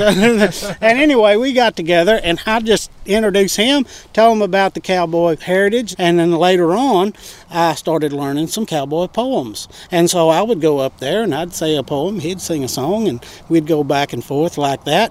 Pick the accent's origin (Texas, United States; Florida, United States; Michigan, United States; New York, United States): Texas, United States; I was raised in Texas